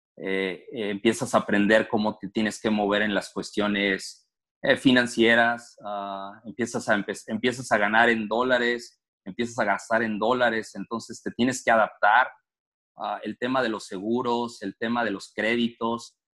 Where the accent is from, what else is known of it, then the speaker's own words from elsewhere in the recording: Torreón, Coahuila, Mexico; moved away as an adult; also born or lived in Mexico City, Mexico; now in Toledo, United States; soy originario de la Ciudad de México, ah, muy pequeño, muy, chavito. Me moví a, Torreón, fue en el 89.